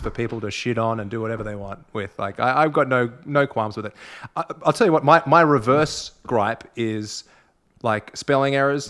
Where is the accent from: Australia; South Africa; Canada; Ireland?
Australia; I'm as Aussie as it gets, mate.